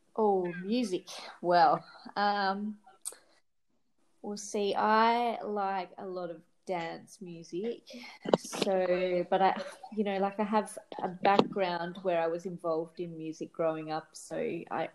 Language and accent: English; Australia; I grew up in Australia